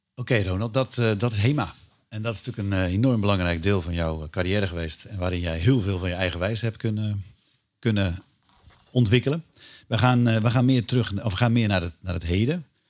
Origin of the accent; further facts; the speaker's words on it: Netherlands; als Nederlander